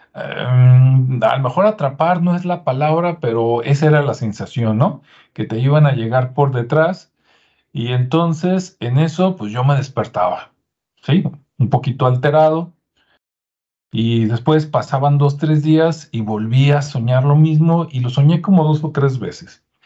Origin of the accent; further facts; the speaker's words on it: Mexico; los que somos mexicanos